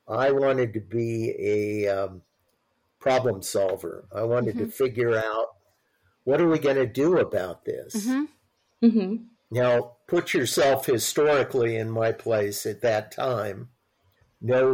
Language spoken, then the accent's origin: English; Long Beach, California, United States; also born or lived in Santa Barbara; I grew up in Long Beach